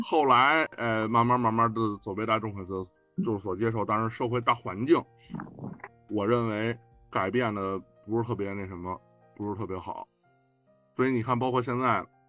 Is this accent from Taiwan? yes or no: no; China; 咱们是中国人